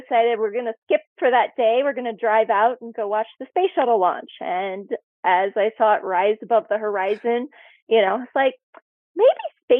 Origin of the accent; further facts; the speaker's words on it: Texas, United States; moved away; also born or lived in South Carolina; I grew up in Texas where we had severe thunderstorms and tornadoes.